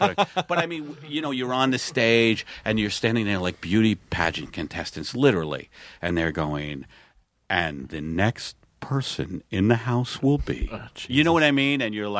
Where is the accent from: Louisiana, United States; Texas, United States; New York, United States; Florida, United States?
New York, United States; Staten Island; because I come from Staten Island where people don't travel.